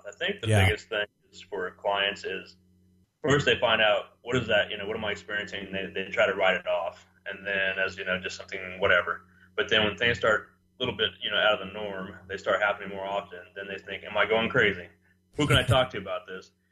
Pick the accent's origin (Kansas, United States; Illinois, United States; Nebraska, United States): Kansas, United States; Dodge City; now in Wichita, United States; I grew up in Dodge City myself